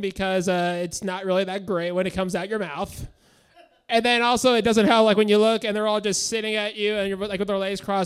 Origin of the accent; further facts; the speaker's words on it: San Bruno, California, United States; now in Sacramento, United States; I'm from San Bruno